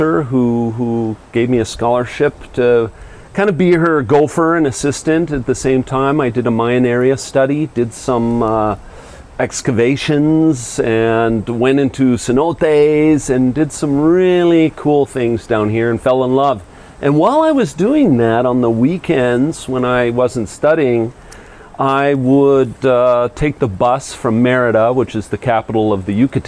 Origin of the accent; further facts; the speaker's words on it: Vail, Colorado, United States; now in Mexico; I grew up in Vail, Colorado